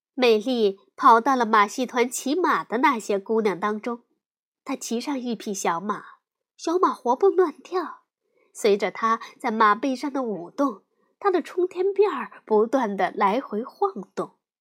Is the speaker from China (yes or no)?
yes; China; 我们中国人